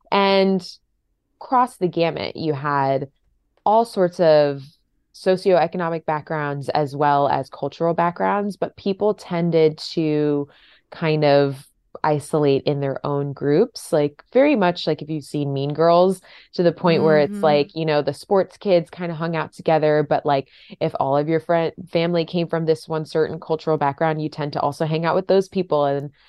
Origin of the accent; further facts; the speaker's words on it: Fort Lauderdale, Florida, United States; Fort Lauderdale area.